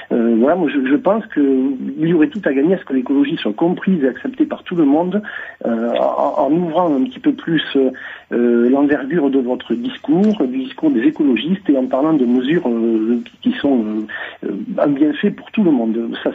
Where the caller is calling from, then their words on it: Thégra, Occitania, France; Alors je suis à Tegra, commune de 500 habitants, entre Rocamadour et Palirac, euh, tout près de la vallée de la Dordogne.